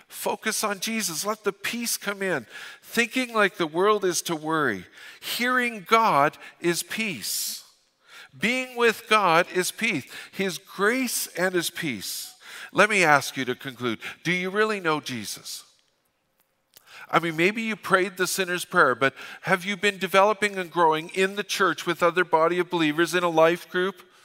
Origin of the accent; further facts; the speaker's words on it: Fort St. John, British Columbia, Canada; I'm from Fort Saint John. We don't apologize